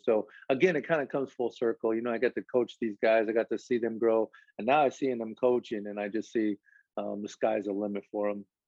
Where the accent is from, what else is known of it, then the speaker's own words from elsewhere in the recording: Lincoln, Nebraska, United States; now in Rio Grande Valley, United States; I'm from Lincoln, Nebraska, but I claim the Valley, man.